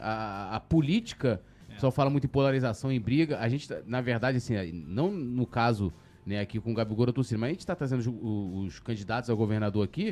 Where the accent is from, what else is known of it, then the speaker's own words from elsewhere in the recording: São Gonçalo, Rio de Janeiro, Brazil; eu vim de São Gonçalo